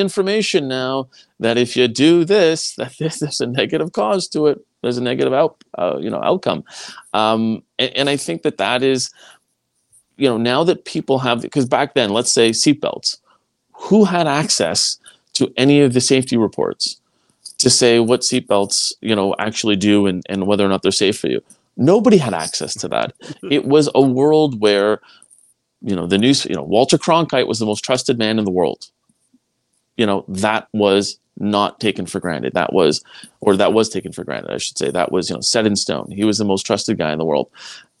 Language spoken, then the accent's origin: English; Quebec, Canada; I mean, I came from Quebec. It's a way of life there.